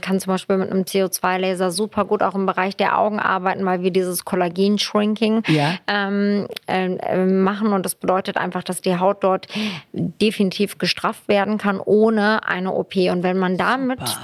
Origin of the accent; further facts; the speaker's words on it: Hanover, Lower Saxony, Germany; also born or lived in Istanbul, Turkey / Lüdenscheid, Germany; now in Berlin, Germany; habe ich eigentlich meine Kindheit und Teenagerzeit so in Hannover verbracht